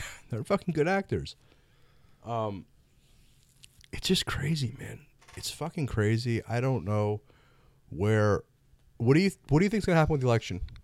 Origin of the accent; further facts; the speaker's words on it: Florida, United States; moved away; I'm originally from Florida.